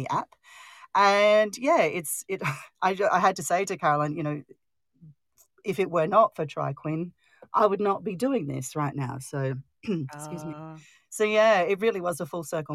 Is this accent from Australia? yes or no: yes; Australia; I'm Australian